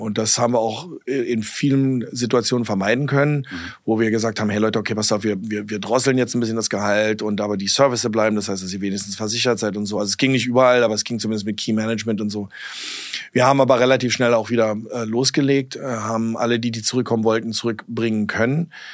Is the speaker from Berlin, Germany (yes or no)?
yes; Berlin, Germany; accent: Berlinerisch; moved away as an adult; also born or lived in New York / California; bin Berliner